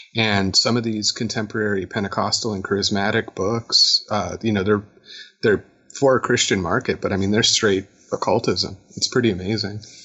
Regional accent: Chicago, Illinois, United States; now in Atlanta, United States; I'm from Chicago

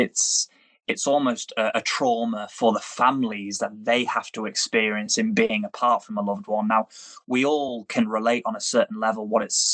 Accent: United Kingdom; being British and having a brother who serves in the British Army

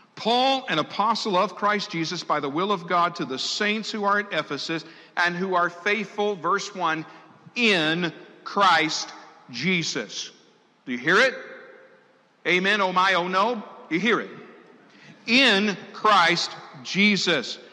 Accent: Tidewater area of Virginia, United States; I grew up in the Tidewater area of Virginia.

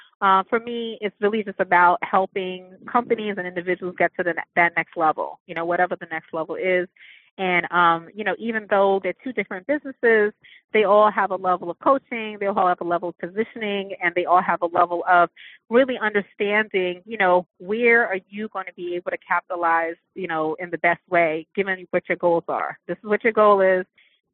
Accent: New York, United States; I'm from New York

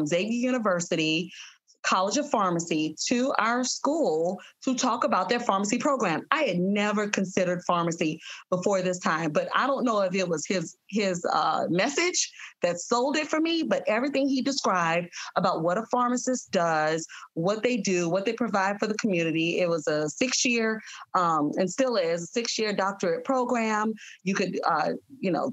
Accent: New Orleans, Louisiana, United States; I'm originally from New Orleans. So the medical school that was nearest to my home was Tulane at the time

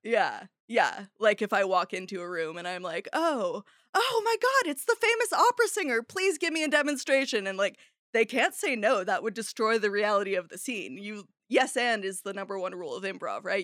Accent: Arcata, California, United States; also born or lived in San Francisco; Arcata, my hometown

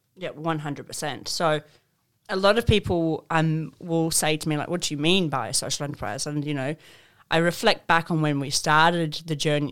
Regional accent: Zimbabwe; moved away; I grew up in Zimbabwe

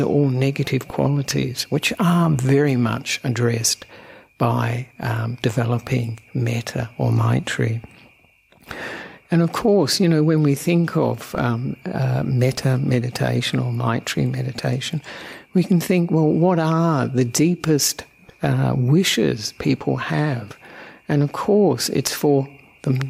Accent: Australia; also born or lived in Sri Lanka; I'm an Australian monk who ordained with Ajahn Brahm about 25 years ago

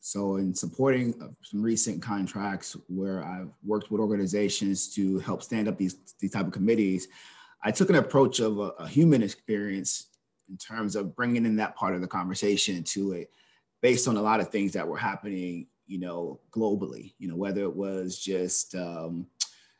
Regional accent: Charleston, South Carolina, United States; moved away as an adult; now in Washington, D.C., United States; I'm originally from Charleston, South Carolina

